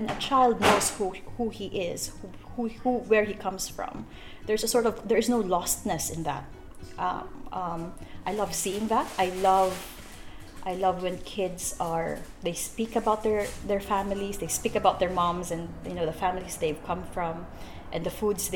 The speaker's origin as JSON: {"language": "English", "country": "Philippines", "moved": "yes", "lives_now": "Broome, Australia", "said": "I'm from the Philippines, third world. No, I'm a Filipino"}